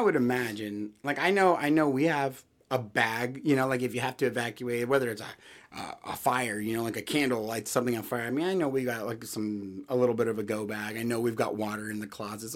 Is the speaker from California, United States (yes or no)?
yes; California, United States; I grew up in California, we'd always have earthquake drills